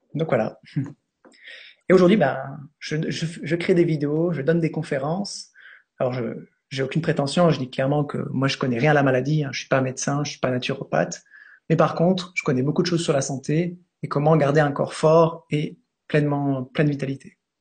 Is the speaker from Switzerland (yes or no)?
yes; Switzerland; je suis suisse